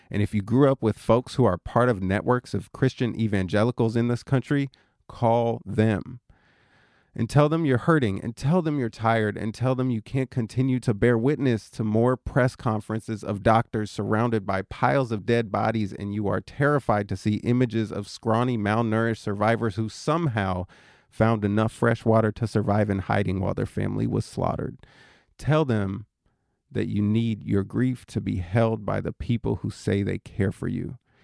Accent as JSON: {"language": "English", "town": "Oakland", "region": "California", "country": "United States", "said": "I'm from Oakland."}